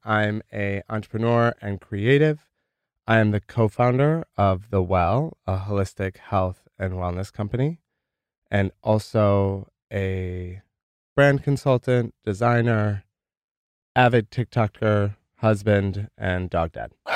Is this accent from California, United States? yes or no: no; rural Michigan, United States; moved away; Grew up in rural Michigan